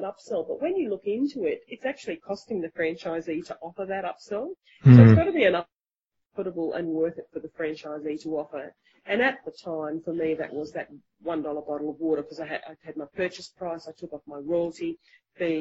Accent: Australia; being an Australian

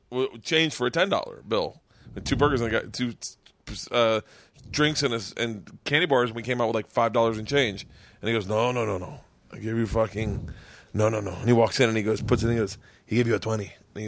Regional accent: Tampa, Florida, United States; growing up in Tampa

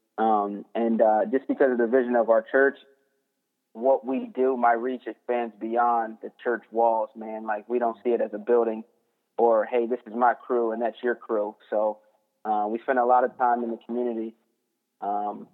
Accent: Delaware, United States; moved away as an adult; also born or lived in Pennsylvania; now in Washington, United States; I'm from the East Coast, born in Pennsylvania. I grew up in Delaware. I'm a long way from home, and I'm out here because the military moved me around.

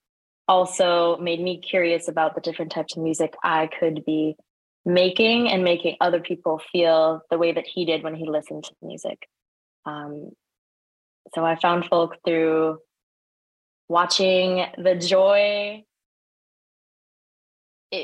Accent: Prince Edward Island, Canada; moved away; also born or lived in Sri Lanka; the community that I grew up in on Prince Edward Island

